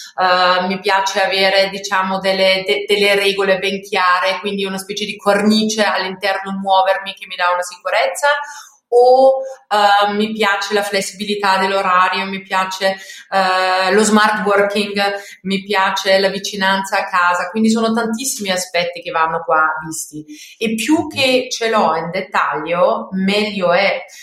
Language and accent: Italian; Austria; Italian is a second language; moved away as an adult; also born or lived in Belgium / Paris, France / Lombardy, Italy; now in Italy; io non sono italiana, sono austriaca, quindi um, ho iniziato la mia, la mia carriera all, all'estero, quindi in Austria